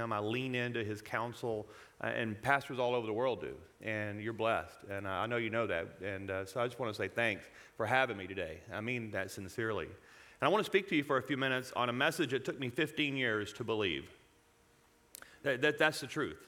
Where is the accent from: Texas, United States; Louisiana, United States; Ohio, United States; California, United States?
Louisiana, United States; now in Colorado, United States; I was born and raised in Louisiana